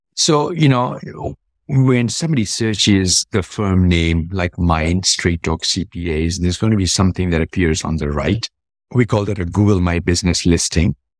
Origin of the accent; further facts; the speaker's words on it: Kenya; I was born and raised in Kenya